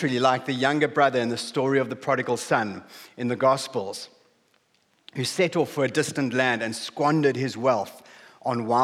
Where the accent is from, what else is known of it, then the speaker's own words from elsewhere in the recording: South Africa; moved away as an adult; now in Hull, United Kingdom; We grew up in a small town on the southeast coast of South Africa. You might have noticed from my accent.